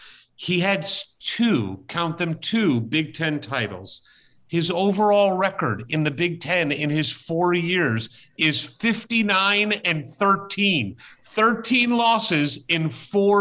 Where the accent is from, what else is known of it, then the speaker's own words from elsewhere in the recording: St. Louis, Missouri, United States; my hometown of St. Louis, Missouri